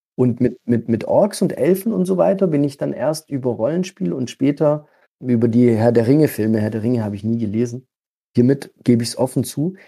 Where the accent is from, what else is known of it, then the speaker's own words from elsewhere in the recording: Stuttgart area, Baden-Württemberg, Germany; also born or lived in Gargano, Apulia, Italy; ich komme ursprünglich aus Italien, da habe ich meine ersten Lebensjahre verbracht mit meiner Familie, die dann irgendwann in den Großraum Stuttgart gezogen ist